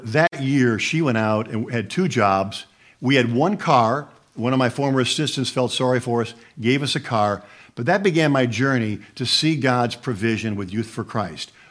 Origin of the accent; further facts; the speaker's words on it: Buffalo, New York, United States; moved away as an adult; also born or lived in Jacksonville, Florida; growing up in Buffalo, New York, small town